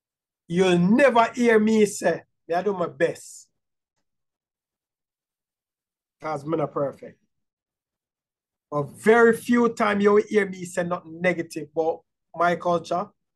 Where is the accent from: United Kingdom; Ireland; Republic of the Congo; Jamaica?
Jamaica; One thing about we as Jamaican